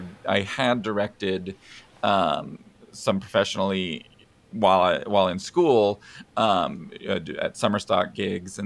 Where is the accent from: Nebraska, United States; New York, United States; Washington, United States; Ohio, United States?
Nebraska, United States; Sutton; moved away as an adult; now in Beatrice, United States; I'm from Sutton, which is out by Hastings.